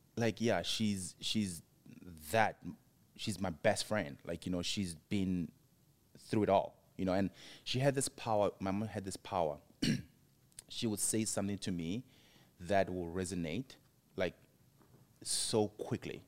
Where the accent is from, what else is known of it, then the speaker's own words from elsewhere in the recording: Mabopane, Gauteng, South Africa; moved away as an adult; also born or lived in Johannesburg, South Africa; now in United States; Pretoria to Mapupane, where I'm from, where my parents raised me